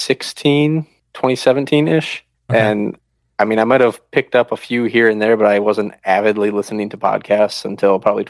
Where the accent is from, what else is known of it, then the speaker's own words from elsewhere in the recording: Midwest, United States; And then we're originally from the Midwest. We're actually from Wisconsin and Minnesota.